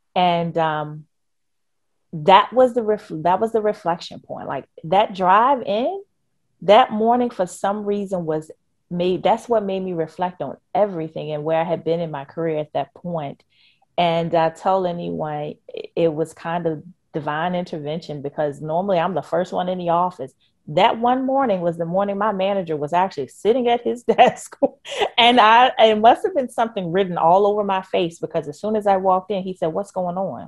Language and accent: English; Richmond, Virginia, United States; I'm a born and raised Richmonder, you know, that, that's my hometown.